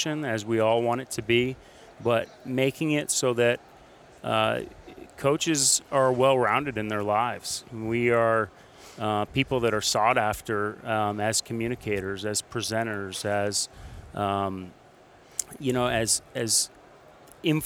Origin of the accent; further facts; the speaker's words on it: Burlington, Vermont, United States; now in Dallas, United States; my wife and I, Meredith, we are from Vermont, Burlington, Vermont. So we grew up around snow.